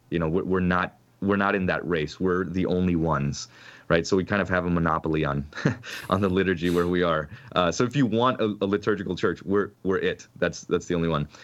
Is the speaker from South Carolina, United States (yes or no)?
no; Orlando, Florida, United States; also born or lived in Ohio / Grand Island, Nebraska; I grew up on the east side of Orlando